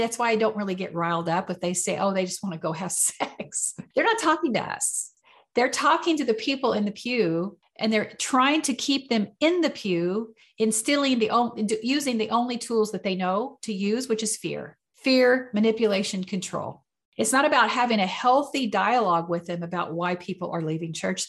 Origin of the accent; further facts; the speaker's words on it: United States; I was born in America and raised Southern Baptist